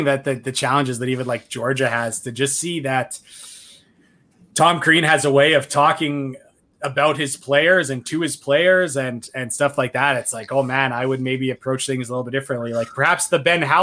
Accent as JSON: {"language": "English", "country": "Canada", "said": "as a Canadian"}